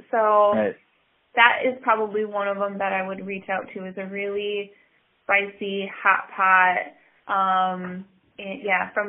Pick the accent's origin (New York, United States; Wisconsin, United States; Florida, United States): Wisconsin, United States; Oconto; I grew up in Oconto, wonderful small city, um, but not very diverse when it comes to ethnicity